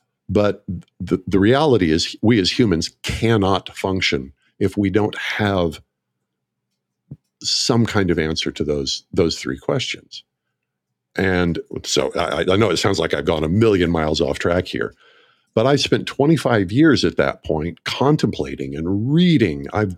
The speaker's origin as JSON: {"language": "English", "region": "Oklahoma", "country": "United States", "tie": "born or raised there", "said": "I grew up in Northeast Oklahoma, about 40 miles north of Tulsa."}